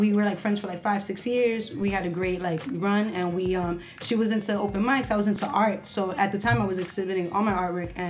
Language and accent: English; Union City, New Jersey, United States; moved away; also born or lived in Harlem, New York; I'm from New Jersey. I'm from a very small town called Union City.